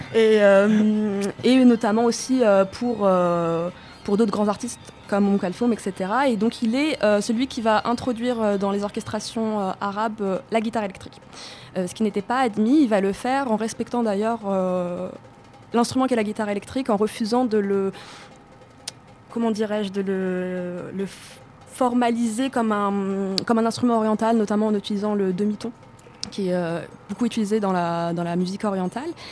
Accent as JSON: {"language": "French", "town": "Tozeur", "region": "Tozeur Governorate", "country": "Tunisia", "moved": "yes", "said": "viens du sud-ouest d'une ville qui s'appelle tozer"}